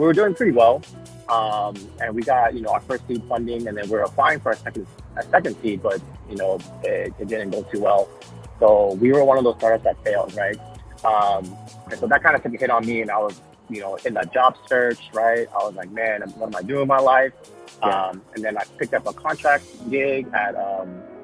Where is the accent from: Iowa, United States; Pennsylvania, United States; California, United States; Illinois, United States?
California, United States; Fremont; also born or lived in San Jose / Oakland; now in San Mateo, United States; I was born and raised in Fremont, Union City area.